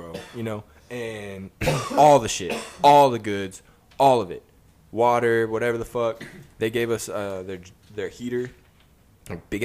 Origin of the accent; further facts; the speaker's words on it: Texas, United States; I grew up here in Texas